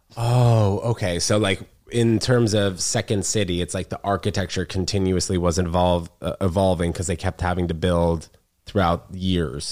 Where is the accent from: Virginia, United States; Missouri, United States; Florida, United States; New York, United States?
New York, United States; also born or lived in Connecticut; I'm from New York